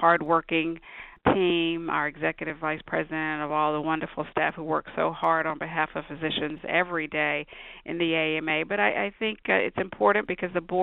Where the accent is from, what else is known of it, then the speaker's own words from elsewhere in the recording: Bluefield, West Virginia, United States; moved away as an adult; now in Atlanta, United States; Born and raised in Bluefield, West Virginia, a small town in southern West Virginia